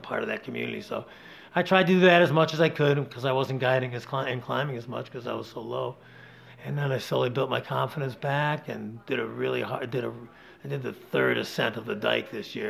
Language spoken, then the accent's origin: English; Rochester, New York, United States; also born or lived in Las Vegas, Nevada; now in Campton, New Hampshire, United States; I grew up a city boy, Adam. I grew up in Rochester, New York